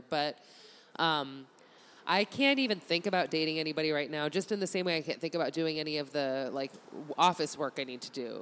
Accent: Massachusetts, United States; moved away; also born or lived in Chicago; I grew up in Massachusetts

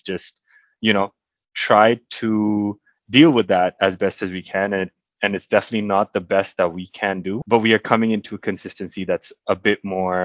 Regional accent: India; moved away; back in my hometown in India

